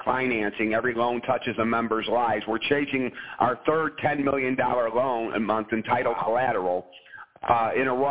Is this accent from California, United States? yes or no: no; Chicagoland, Indiana, United States; moved away; the first expansion into Chicagoland just happens to be in my hometown